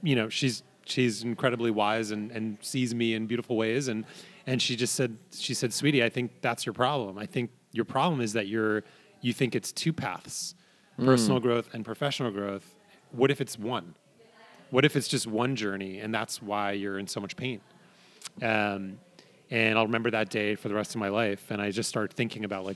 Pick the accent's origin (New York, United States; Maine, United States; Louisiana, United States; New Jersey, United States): New York, United States; moved away; also born or lived in San Francisco / Ashland, Oregon; I grew up in New York and I spent a lot of time in San Francisco.